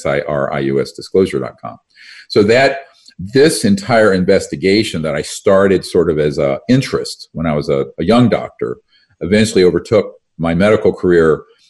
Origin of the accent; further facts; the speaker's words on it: North Carolina, United States; where I grew up in North Carolina